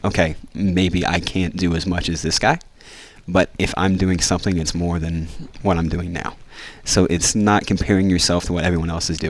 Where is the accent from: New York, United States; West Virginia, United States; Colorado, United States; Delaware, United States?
West Virginia, United States; I'm a redneck from West Virginia.